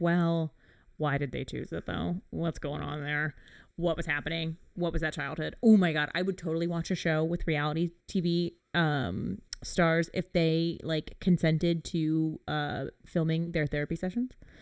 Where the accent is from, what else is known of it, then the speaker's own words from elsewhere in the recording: England, United Kingdom; being an English person